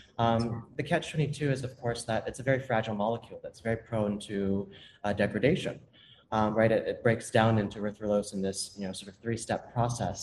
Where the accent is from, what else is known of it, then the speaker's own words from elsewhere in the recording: Tallahassee, Florida, United States; I grew up in Tallahassee, Florida